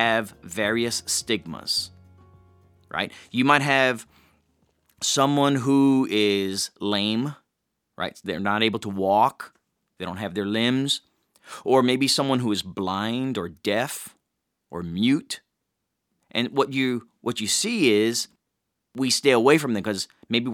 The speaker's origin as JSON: {"language": "English", "region": "Hawaii", "country": "United States", "tie": "born or raised there", "said": "I grew up in Hawaii"}